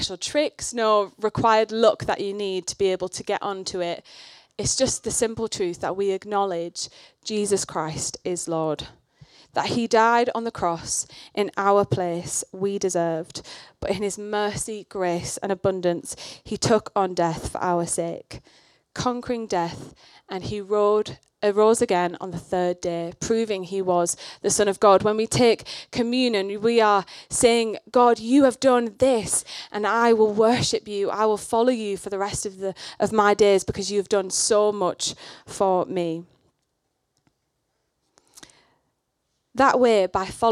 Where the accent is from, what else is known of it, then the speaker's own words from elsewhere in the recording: the north of England, United Kingdom; I grew up in the north of England. You can probably tell my accent's a bit weird